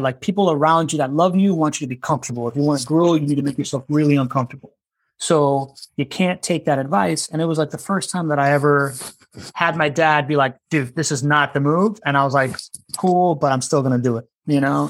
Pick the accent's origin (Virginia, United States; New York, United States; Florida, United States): Florida, United States; Miami; moved away as an adult; also born or lived in South America / California; now in Jacksonville, United States; I was born in South America. I grew up in Miami